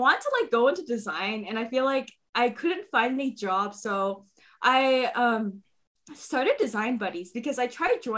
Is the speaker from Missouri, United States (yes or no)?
no; Bay Area, California, United States; born and raised in the Bay Area